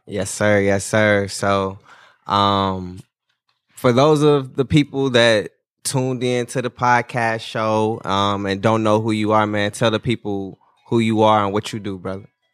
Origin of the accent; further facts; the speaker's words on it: Gary, Indiana, United States; I'm not from Indianapolis. I'm just from Gary, but from Indiana